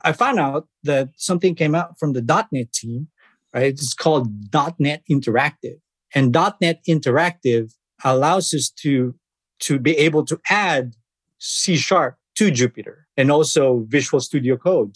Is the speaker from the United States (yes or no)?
no; Philippines; moved away as an adult; I was born in the Philippines.